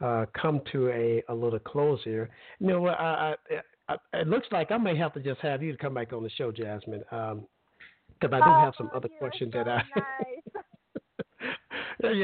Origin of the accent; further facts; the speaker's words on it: Alabama, United States; now in Florida, United States; I grew up in Alabama, and I'm not old